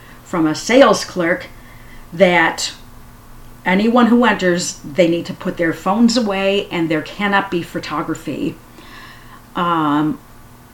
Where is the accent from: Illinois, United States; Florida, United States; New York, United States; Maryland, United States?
Illinois, United States; Chicago; I'm a Chicagoan